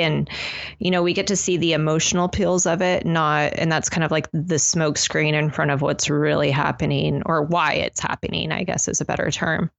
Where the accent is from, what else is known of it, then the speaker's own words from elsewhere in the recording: United States; us as American citizens